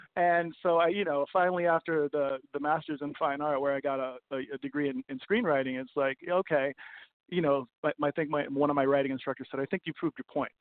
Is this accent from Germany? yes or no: no; Copenhagen, Capital Region of Denmark, Denmark; moved away; also born or lived in New York / Vancouver; I grew up in Copenhagen, moved to moved to New York